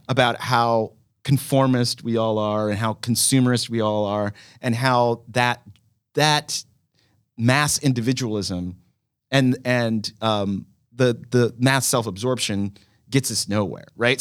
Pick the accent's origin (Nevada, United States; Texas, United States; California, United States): Texas, United States; Dallas; I grew up in Dallas, Texas.